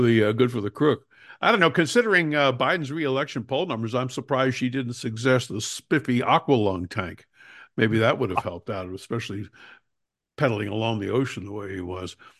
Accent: New Jersey, United States; I'm from New Jersey

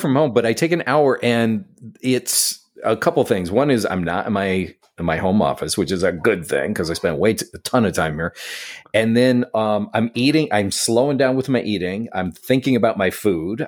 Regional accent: Syracuse, New York, United States; now in New York City, United States; I grew up in Syracuse, New York

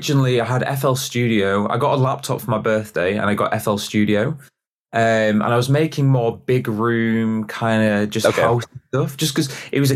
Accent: York, Yorkshire and the Humber, United Kingdom; I'm from York.

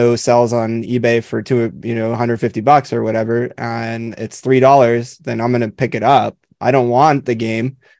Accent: Southern California, United States; I grew up in Southern California.

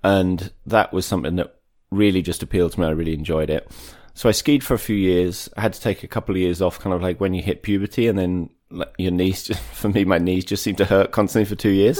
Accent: Maidstone, South East England, United Kingdom; also born or lived in Wales; I'm from Maidstone in Kent so about an hour southeast of London. Mm-hmm. I was brought up there, spent a bunch of time in Wales growing up

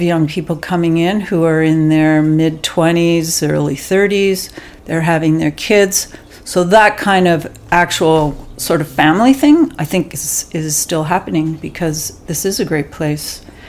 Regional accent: Toronto, Ontario, Canada; moved away; also born or lived in Bulkley Valley, Canada; growing up in Toronto, we had a farm in the Niagara Peninsula.

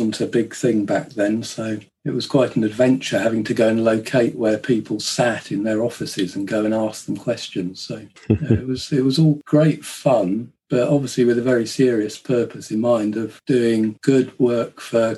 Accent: Kent, South East England, United Kingdom; I grew up in Kent

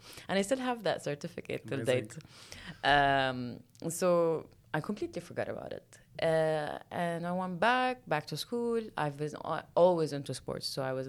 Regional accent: Lebanon; also born or lived in Kuwait; So I was born in Kuwait, and then I moved to Lebanon when my parents moved to Lebanon when mm-hmm. I was, I think, 2 or 3 years old.

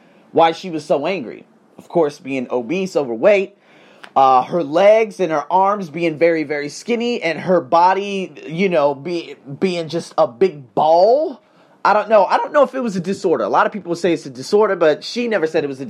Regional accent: Las Vegas, Nevada, United States; moved away as an adult; now in Australia; I'm born and raised in the Vegas Craze

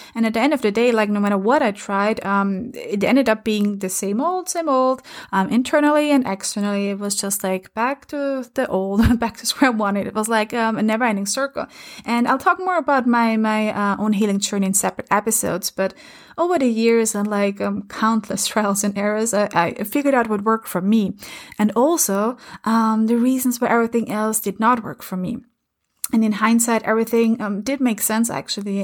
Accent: Lower Austria, Austria; first language German; English is a second language; moved away; I'm originally from, uh, from Austria, from a um, teeny tiny village about an hour and a half from Vienna in Lower Austria. And my mother language is German.

